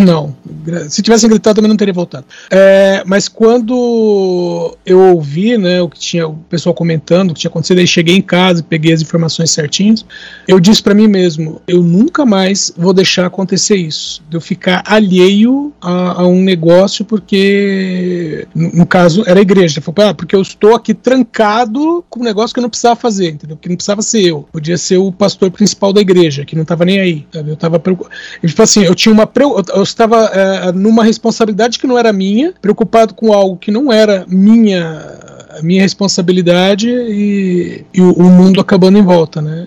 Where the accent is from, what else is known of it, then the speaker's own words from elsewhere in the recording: São Paulo, Brazil; eu sou de São Paulo Paulo, capital